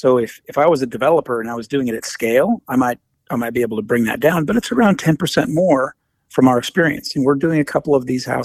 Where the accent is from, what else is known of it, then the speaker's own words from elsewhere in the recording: Midwest, United States; now in New York, United States; I grew up in the Midwest in Tornado Alley